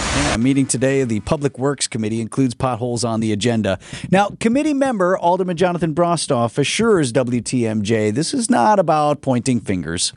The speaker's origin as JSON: {"language": "English", "area": "Tosa", "region": "Wisconsin", "country": "United States", "tie": "born or raised there", "said": "I grew up in Tulsa and I worked at Summerfest for a number of years"}